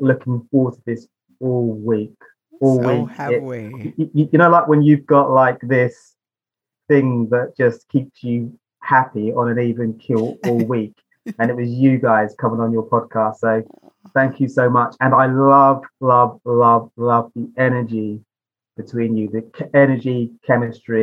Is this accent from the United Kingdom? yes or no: yes; Basingstoke, South East England, United Kingdom; also born or lived in London; I was born in London, but I was raised just outside of London in a place called Basingstoke